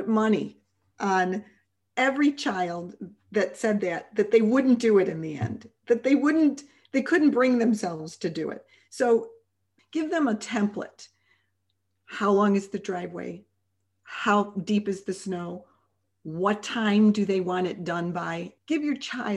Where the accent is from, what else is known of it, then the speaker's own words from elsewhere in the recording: Chicago, Illinois, United States; moved away; we're originally from Chicago